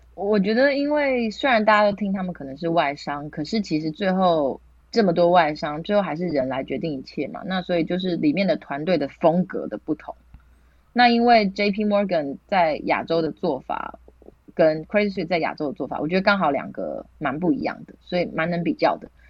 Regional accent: Taiwan; moved away as an adult; also born or lived in Hong Kong; 只有我是台湾人

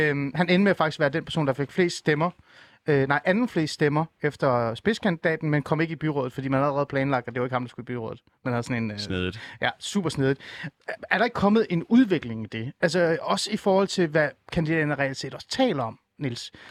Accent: North Zealand, Capital Region of Denmark, Denmark; born or raised there

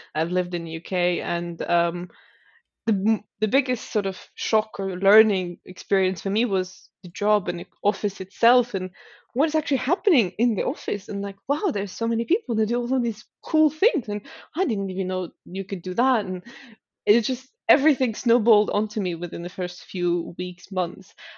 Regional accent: Stockholm, Stockholm County, Sweden; moved away as an adult; also born or lived in Helsinki, Finland; Stockholm, which is my hometown.

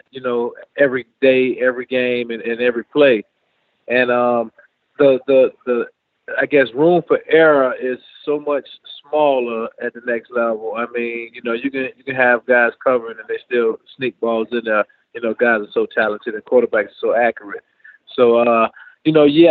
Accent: Jacksonville, Florida, United States; my hometown in Jacksonville

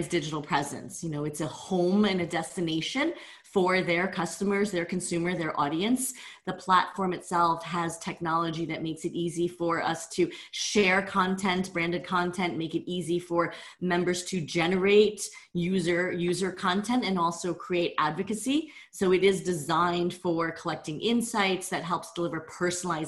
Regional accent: New Jersey, United States; also born or lived in Vietnam; I was born in Vietnam, right at the end of the war, and no paperwork at all, left on a church doorstep. And my parents adopted me at about 18 months of age, moved to New Jersey

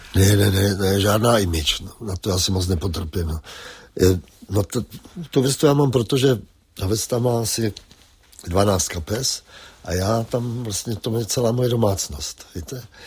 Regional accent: Třebíč, Vysočina Region, Czechia; moved away; Třebíč je nejkrásnější město světa

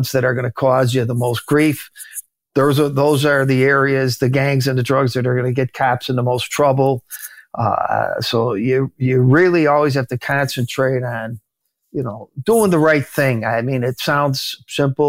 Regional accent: Chicago, Illinois, United States; in my neighborhood where I grew up in Chicago

